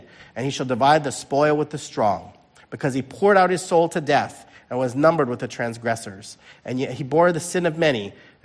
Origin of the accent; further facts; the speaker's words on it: Chicago, Illinois, United States; I'm originally from the Chicago area